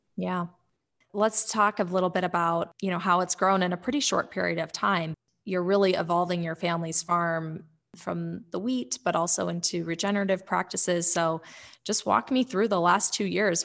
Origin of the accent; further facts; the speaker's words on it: Powell, Wyoming, United States; we grew up together in Powell